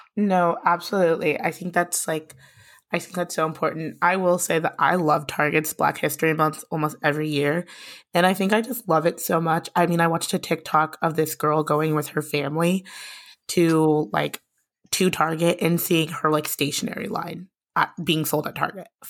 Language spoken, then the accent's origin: English; Lincoln, Nebraska, United States; also born or lived in Minneapolis, Minnesota; I grew up in Lincoln, Nebraska.